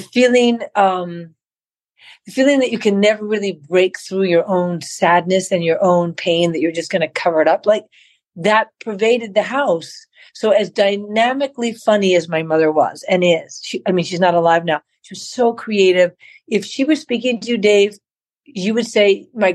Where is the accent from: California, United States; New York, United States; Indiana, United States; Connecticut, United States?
New York, United States; I grew up in Manhattan. I was born in New York, New York